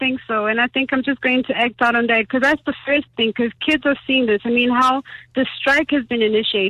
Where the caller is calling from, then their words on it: Johannesburg, Gauteng, South Africa; I'm calling from Alex.